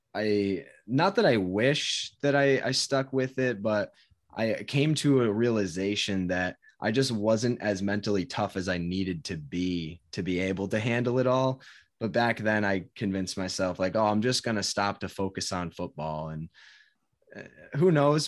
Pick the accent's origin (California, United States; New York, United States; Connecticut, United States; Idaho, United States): Connecticut, United States; moved away as an adult; also born or lived in Providence, Rhode Island; now in Massachusetts, United States; I grew up in Connecticut, and always lived in Connecticut until I went to college